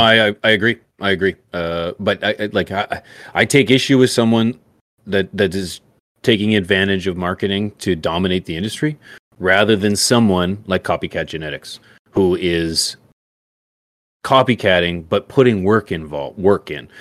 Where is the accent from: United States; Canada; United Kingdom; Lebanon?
Canada; I'm Canadian